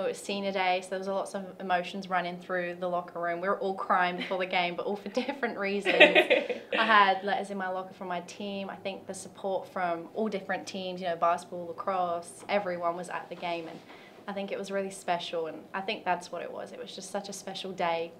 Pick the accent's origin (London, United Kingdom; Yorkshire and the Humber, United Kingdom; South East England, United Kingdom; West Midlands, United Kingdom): London, United Kingdom; moved away as an adult; now in Tennessee, United States; I'm from London, England